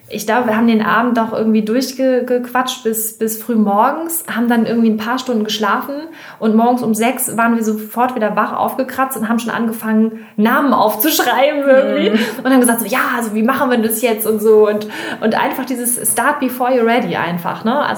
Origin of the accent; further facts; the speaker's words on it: Hamburg, Germany; Wir kommen aus, äh, aus Hamburg